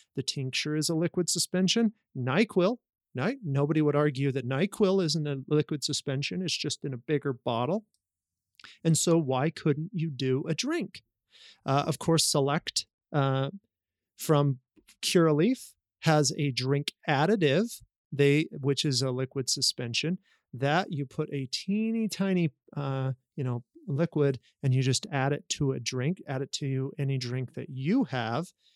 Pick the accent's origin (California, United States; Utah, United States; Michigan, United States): Utah, United States; I have that background of growing up in Utah